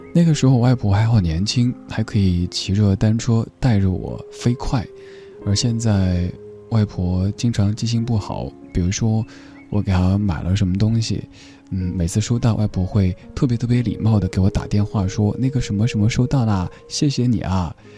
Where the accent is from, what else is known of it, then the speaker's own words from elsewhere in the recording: Sichuan, China; accent: Sichuanese; 我们四川话里说清廷是说丁丁妈儿